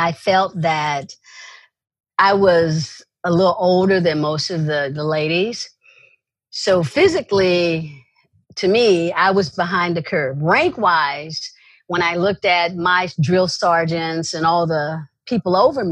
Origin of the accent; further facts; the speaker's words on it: East St. Louis, Illinois, United States; moved away as an adult; I came from East St. Louis, Illinois, so I came from an environment where you're literally street savvy